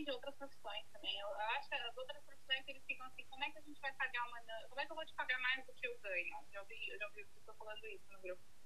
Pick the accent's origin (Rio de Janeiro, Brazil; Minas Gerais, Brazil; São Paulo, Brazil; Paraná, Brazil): São Paulo, Brazil; moved away as an adult; now in United States; eu sou de São Paulo